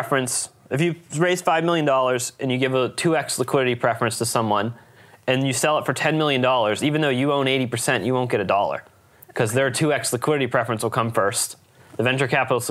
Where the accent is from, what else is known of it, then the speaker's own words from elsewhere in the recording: Lewistown, Pennsylvania, United States; moved away as an adult; now in San Francisco, United States; I grew up in Lewistown, Pennsylvania